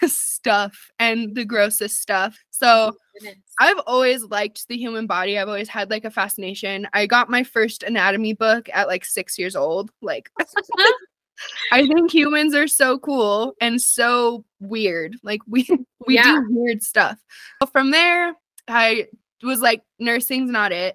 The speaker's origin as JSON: {"language": "English", "town": "Albuquerque", "region": "New Mexico", "country": "United States", "tie": "born or raised there", "said": "I am born and raised and currently still live in Albuquerque, New Mexico"}